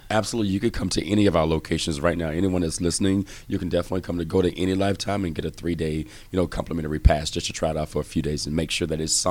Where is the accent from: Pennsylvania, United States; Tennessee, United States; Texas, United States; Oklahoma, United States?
Texas, United States; I'm from Texas, so I started back in Texas